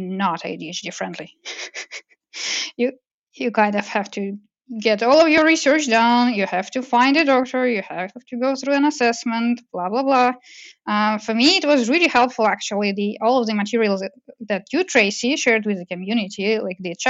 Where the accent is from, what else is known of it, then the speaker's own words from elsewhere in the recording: Russia; moved away as an adult; also born or lived in Moscow, Russia / Montreal, Canada; growing up in Russia